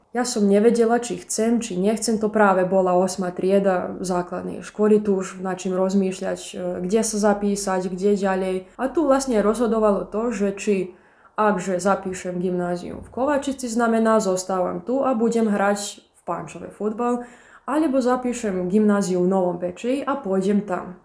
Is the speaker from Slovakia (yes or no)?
no; Padina, Vojvodina, Serbia; also born or lived in Bački Petrovac; keď som sa vrátila z Bačského Petrovca do Padiny